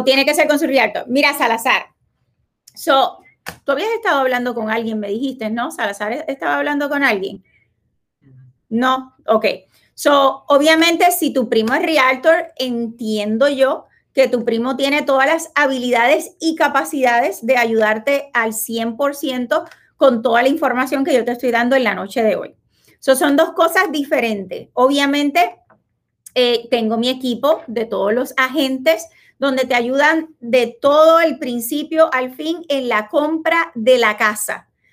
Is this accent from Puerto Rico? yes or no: yes; Puerto Rico; now in Florida, United States; yo soy puertorriqueña